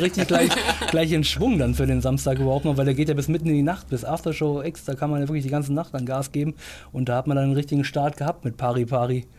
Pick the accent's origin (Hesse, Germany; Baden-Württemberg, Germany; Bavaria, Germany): Hesse, Germany; Baunatal; moved away as an adult; also born or lived in Göttingen; now in Lörrach, Germany; ich komme ursprünglich aus Baunatal